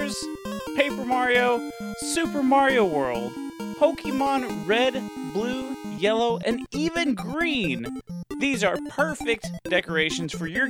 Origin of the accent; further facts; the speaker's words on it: United States; I'm from the United States land